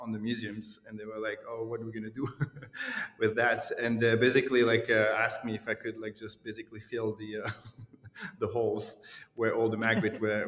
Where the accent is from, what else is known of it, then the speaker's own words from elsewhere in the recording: Lausanne, Vaud, Switzerland; moved away as an adult; also born or lived in Glasgow; my hometown, Lausanne